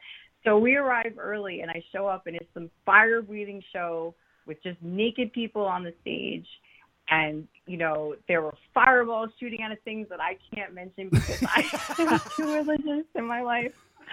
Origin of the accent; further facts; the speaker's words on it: New Jersey, United States; also born or lived in Harlem, New York / Long Island, New York; like I was born in Harlem, but not raised there. I was raised in Jersey, Long Island, but I made my way there, you know, as a teenager, and I stuck around for 20 years.